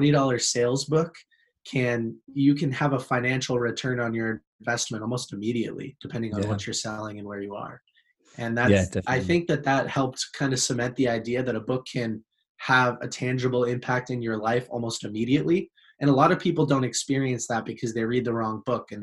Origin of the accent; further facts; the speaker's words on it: Boston, Massachusetts, United States; I'm from the United States, Boston, Massachusetts specifically.